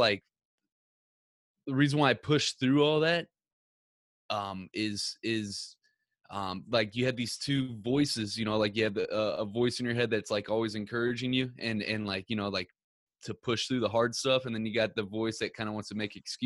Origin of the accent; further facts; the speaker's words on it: Ferguson, Missouri, United States; I grew up in Ferguson, Missouri.